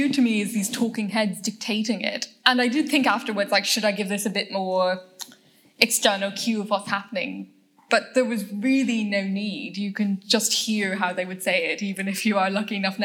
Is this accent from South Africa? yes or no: no; Ireland; we have five universities